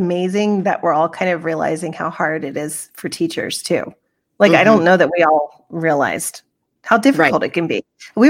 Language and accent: English; the South, United States; accent: Southern; Like I used my little Southern accent and it was really funny.